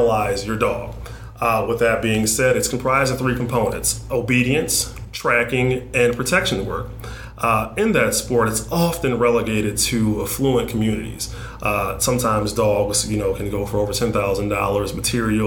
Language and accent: English; Detroit, Michigan, United States; I grew up in Northwest Detroit